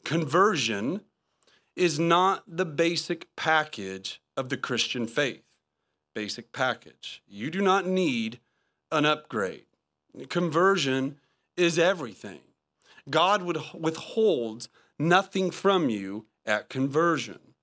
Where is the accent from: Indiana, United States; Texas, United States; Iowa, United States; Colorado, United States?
Indiana, United States; moved away; I'm from Indiana